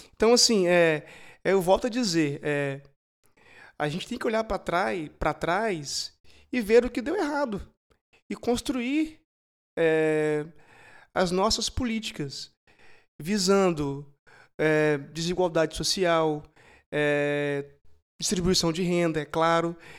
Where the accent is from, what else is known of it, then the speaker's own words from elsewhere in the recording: Brazil; como brasileiros